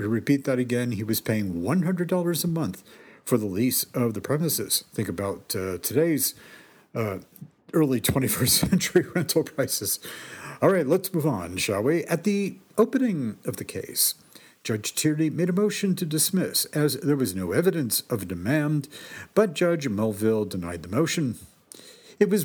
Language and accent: English; Greenwich, Connecticut, United States; this is a place where I grew up, and that was Round Hill in the heart of Greenwich's back country